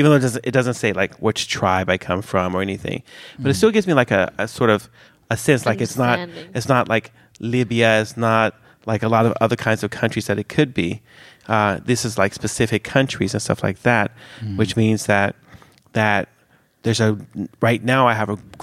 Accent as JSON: {"language": "English", "country": "United States", "tie": "born or raised there", "moved": "as an adult", "lives_now": "Sweden", "said": "me growing up in America, disconnected from the African continent"}